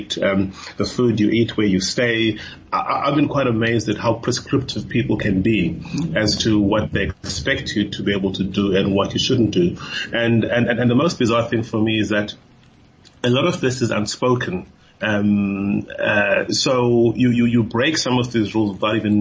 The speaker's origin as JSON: {"language": "English", "town": "Cape Town", "region": "Western Cape", "country": "South Africa", "tie": "born or raised there", "first_language": "Xhosa", "second_language": "English", "said": "I grew up in Cape Town."}